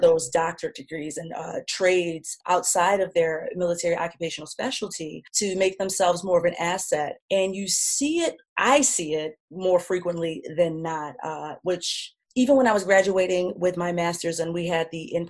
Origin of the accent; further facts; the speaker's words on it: New York, United States; moved away as an adult; I'm from New York